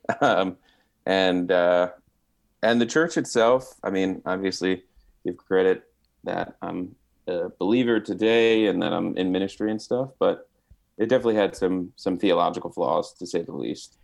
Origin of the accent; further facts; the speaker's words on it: New Jersey, United States; growing up in Jersey for all of its knocks and disrespect people show to it is pretty diverse place